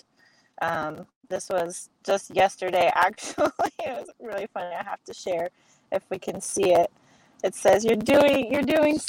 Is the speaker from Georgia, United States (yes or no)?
no; Quincy, Illinois, United States; opened the CrossFit gym in my hometown, Quincy, Illinois